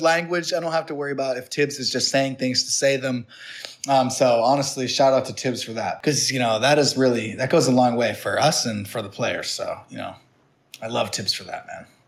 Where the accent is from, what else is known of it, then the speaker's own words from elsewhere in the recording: New Hampshire, United States; went to a prep school where I grew up in New Hampshire